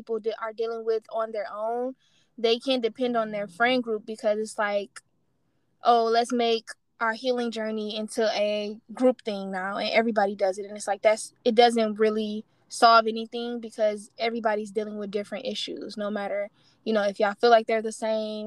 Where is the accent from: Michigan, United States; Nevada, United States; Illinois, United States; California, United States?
Michigan, United States; Detroit; moved away; I'm from Detroit